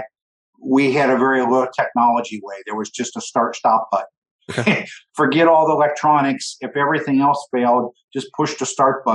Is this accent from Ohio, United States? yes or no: yes; Southern Ohio, United States; I'm from Southern Ohio